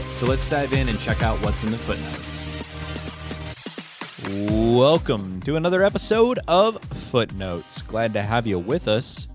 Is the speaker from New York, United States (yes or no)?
no; Hagerman, Idaho, United States; born or raised there